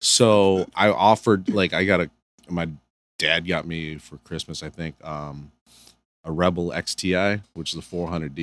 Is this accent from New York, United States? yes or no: no; Canton, Michigan, United States; also born or lived in Cebu City, Philippines; I'm from, I grew up in Michigan